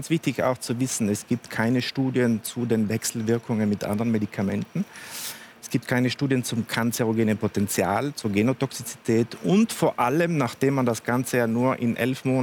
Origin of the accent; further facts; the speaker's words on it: Trentino-Alto Adige, Italy; wie auch bei uns in Südtirol zum Beispiel